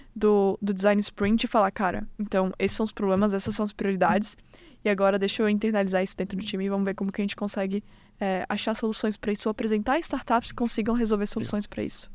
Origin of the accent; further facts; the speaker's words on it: Florianópolis, Santa Catarina, Brazil; moved away as an adult; now in United States; Sou manezinha